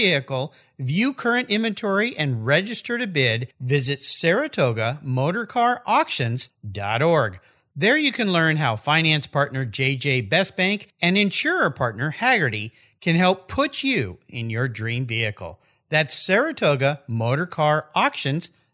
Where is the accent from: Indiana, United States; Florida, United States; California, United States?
California, United States; San Diego; now in Washington, United States; my old hometown, San Diego, California